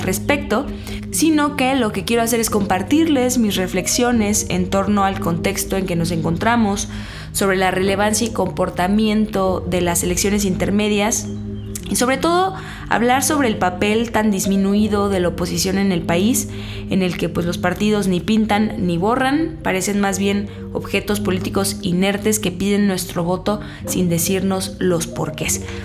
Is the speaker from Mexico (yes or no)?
yes; Mexico City, Mexico; de chiquita vivía en La Escandón